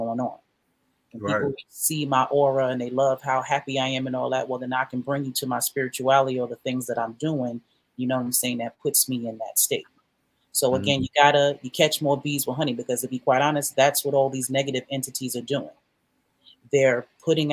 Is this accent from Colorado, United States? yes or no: no; New York City, New York, United States; now in Macon, United States; I grew up on Jamaica